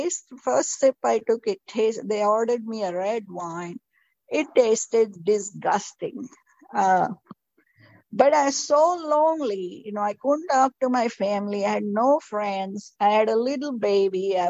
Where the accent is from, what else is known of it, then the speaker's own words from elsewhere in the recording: India; moved away as an adult; also born or lived in Florida / South Texas; now in United States; when I was raised in India